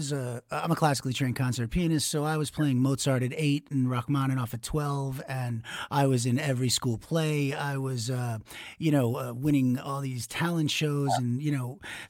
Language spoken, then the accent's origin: English; Merrick, New York, United States; also born or lived in Staten Island, New York; So I'm from Merrick, Long Island originally. Well, originally I was born in Staten Island.